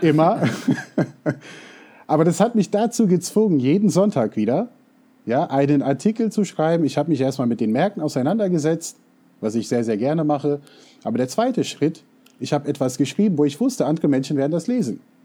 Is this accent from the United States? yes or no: yes; United States; German is a second language; now in Germany; ich bin in den USA aufgewachsen, Deutsch ist nicht unbedingt meine Muttersprache